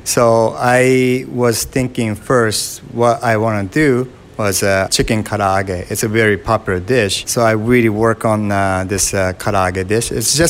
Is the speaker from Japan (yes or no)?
yes; Kawasaki, Kanagawa, Japan; English is a second language; I'm from Kawasaki, Japan. Kawasaki is it's a 5 minutes drive from Tokyo.